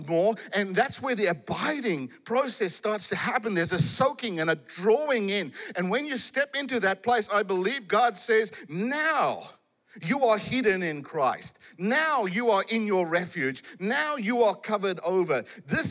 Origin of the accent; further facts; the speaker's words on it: South Africa; I come from South Africa